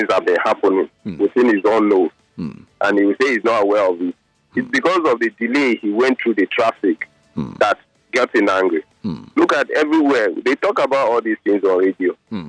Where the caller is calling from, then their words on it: Niger State, Nigeria; calling from Niger.